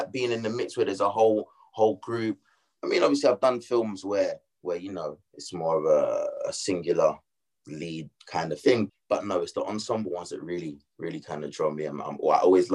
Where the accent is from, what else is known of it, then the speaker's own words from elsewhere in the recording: London, United Kingdom; accent: Cockney; I'm from East London